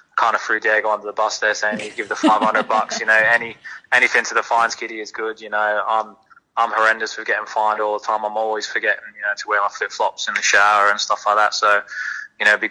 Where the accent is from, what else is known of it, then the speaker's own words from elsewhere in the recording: Perth, Western Australia, Australia; I'm from Perth, my family. I've got a little girl here